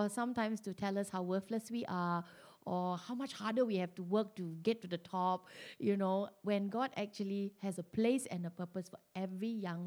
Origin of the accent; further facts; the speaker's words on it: Malaysia; being Malaysian